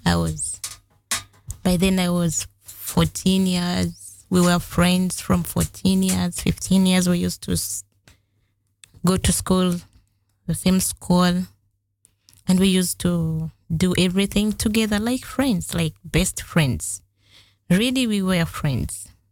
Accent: Masaka district, Central Region, Uganda; moved away as an adult; now in Netherlands; I'm from Uganda. I was born in a family of three kids

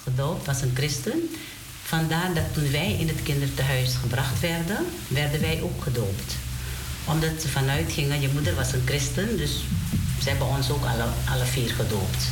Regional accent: Domburg, Wanica, Suriname; moved away; ik ben geboren in Domburg

